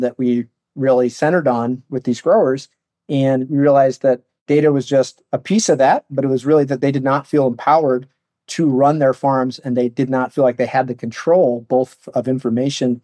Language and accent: English; Palo Alto, California, United States; I'm from Palo Alto. Grew up in Silicon Valley